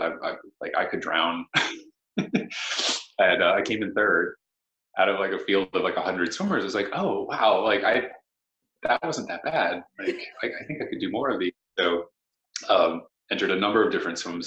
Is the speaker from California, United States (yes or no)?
no; Pittsburgh, Pennsylvania, United States; moved away as an adult; now in New England, United States; I had gone to school in Pittsburgh. I was born in Pittsburgh